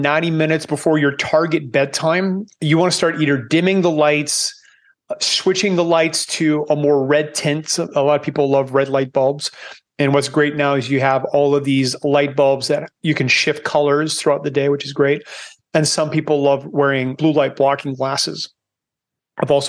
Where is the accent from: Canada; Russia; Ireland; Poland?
Canada; moved away as an adult; now in Panama; I'm Canadian, but I escaped 19 years ago. I live in Panama now because I don't like cold